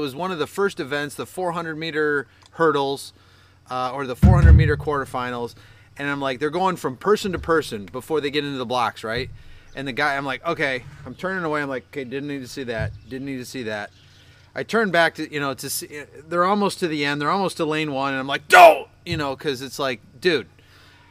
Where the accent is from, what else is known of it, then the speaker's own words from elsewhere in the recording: United States; I'm American.